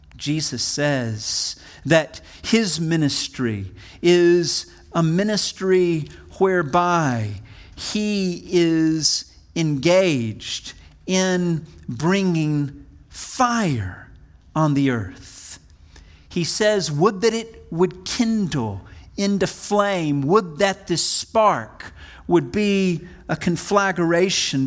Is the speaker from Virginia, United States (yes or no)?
no; Wichita Falls, Texas, United States; I'm a Texan. I was born in hard scrabble, Texas, right on the Texas, Oklahoma border in a place called Wichita Falls